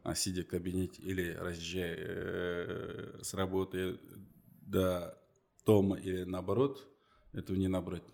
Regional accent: Kaztalovka District, West Kazakhstan Region, Kazakhstan; also born or lived in Uralsk; now in Aksay, Kazakhstan; я уроженец нашей области, западно-казахстанский. Uh-huh. Косталовский район. Угу. Раньше был такой колхоз имени Ленина, поселок Березина

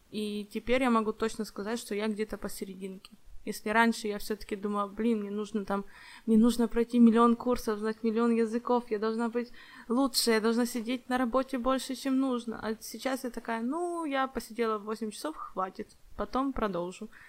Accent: Ukraine; now in Warsaw, Poland; я из Украины, живу сейчас в Польше, в Варшаве

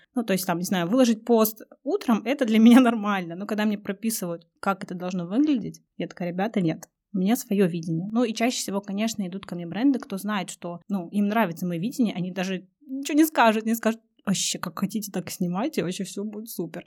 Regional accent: Russia; всем с радостью говорю, что я из России

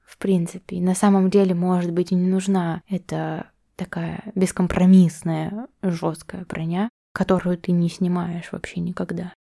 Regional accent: Omsk, Omsk Oblast, Russia; now in Saint Petersburg, Russia; я росла в этой среде, вот я росла в Омске

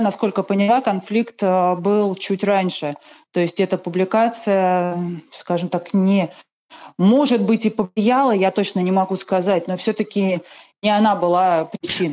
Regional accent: Russia; родилась в России

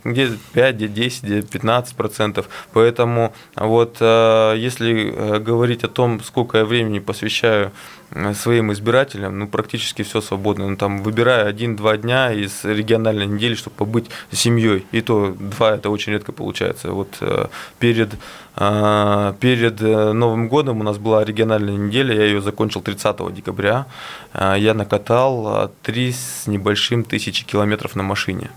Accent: Yekaterinburg, Sverdlovsk Oblast, Russia; Екатеринбург – это мой родной город, где я живу

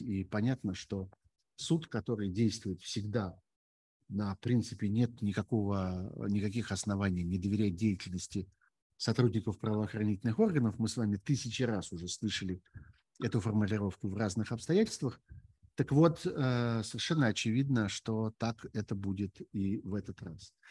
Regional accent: Russia; moved away as an adult; Я уехал из России еще весной прошлого года.

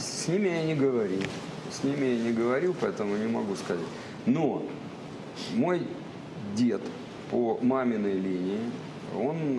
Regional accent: Saint Petersburg, Russia; also born or lived in Kursk Oblast; now in Kursk, Russia; Я мальчик из Ленинграда

